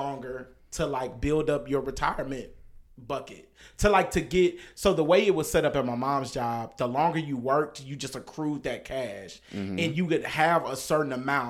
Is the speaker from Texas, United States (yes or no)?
yes; Dallas, Texas, United States; I grew up in South Dallas, so they were everywhere.